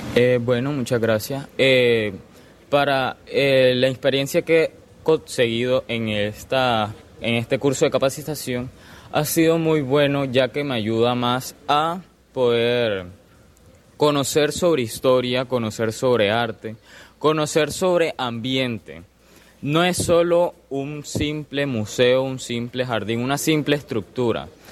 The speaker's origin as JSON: {"language": "Spanish", "country": "Colombia", "said": "a todos como colombianos"}